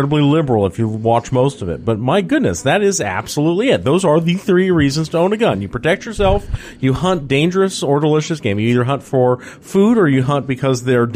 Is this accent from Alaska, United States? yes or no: yes; Alaska, United States; now in Georgia, United States; I come from Alaska where they don't have to do any of that sort of garbage